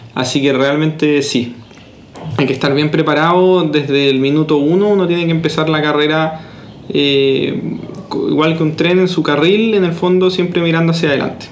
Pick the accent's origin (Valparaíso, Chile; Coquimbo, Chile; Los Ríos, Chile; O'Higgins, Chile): Los Ríos, Chile; La Unión; moved away as an adult; also born or lived in Santiago, Chile; también soy de la Unión, unionino